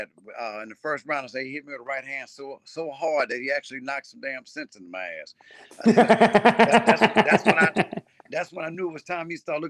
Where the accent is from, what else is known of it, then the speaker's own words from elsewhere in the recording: Texas, United States; moved away; also born or lived in New York; I grew up in New York and Texas.